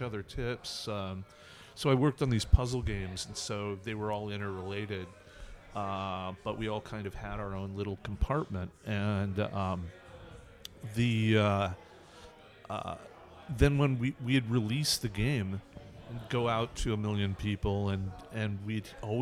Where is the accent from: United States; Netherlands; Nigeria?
United States; California; California where I grew up